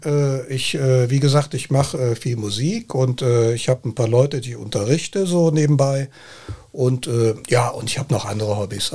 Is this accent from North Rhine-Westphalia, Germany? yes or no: yes; Cologne, North Rhine-Westphalia, Germany; Ich sage immer, ich bin Kölner. Ich bin hier in Köln geboren